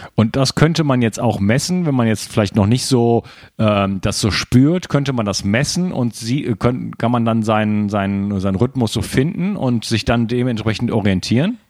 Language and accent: German; Germany; moved away as an adult; now in France; ich bin Mitteleuropäer, also gebürtiger Deutscher, wohne schon in Frankreich